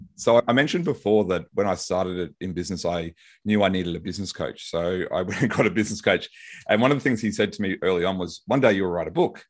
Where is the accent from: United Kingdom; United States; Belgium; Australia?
Australia; Brisbane, Queensland; might recognize my accent, I'm from Brisbane, Australia